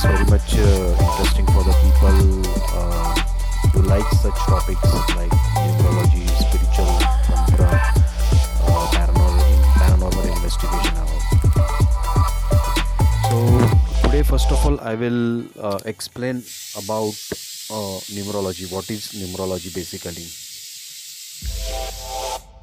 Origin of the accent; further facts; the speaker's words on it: Mumbai, Maharashtra, India; I'm from Mumbai